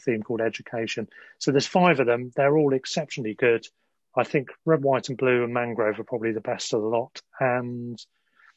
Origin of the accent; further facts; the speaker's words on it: Sussex, South East England, United Kingdom; now in London, United Kingdom; we're both from Sussex, I'm now in London, but from Sussex